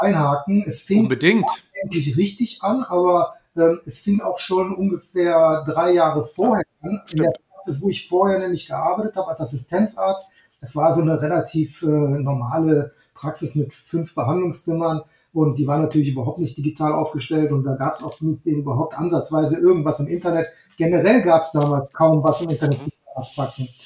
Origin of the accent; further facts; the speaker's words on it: Neuss, North Rhine-Westphalia, Germany; also born or lived in Düsseldorf; Ich ähm, bin aufgewachsen in Neuss und in Düsseldorf zur Schule gegangen